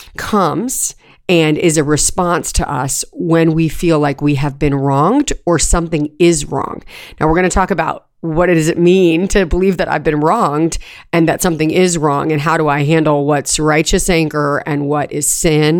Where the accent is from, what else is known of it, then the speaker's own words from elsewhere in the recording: California, United States; moved away; We had a septic tank when I was growing up in California